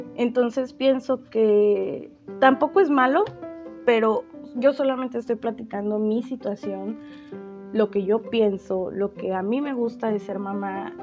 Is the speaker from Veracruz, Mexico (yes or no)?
yes; Veracruz, Mexico; yo soy de Veracruz y aquí hace demasiado calor